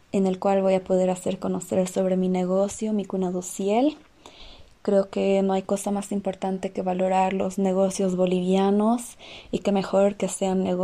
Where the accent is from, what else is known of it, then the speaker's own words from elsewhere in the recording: Belgium; born there; Yo nací en Bélgica y por eso considero a estos dos países muy importantes en mi vida.